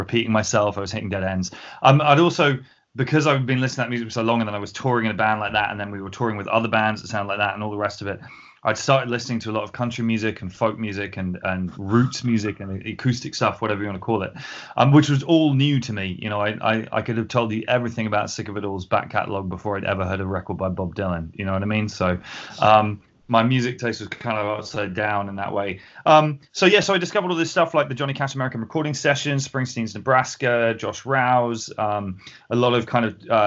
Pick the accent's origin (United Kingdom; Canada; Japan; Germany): United Kingdom; Winchester, South East England; also born or lived in North London; now in London, United Kingdom; I grew up in Winchester in the south of England.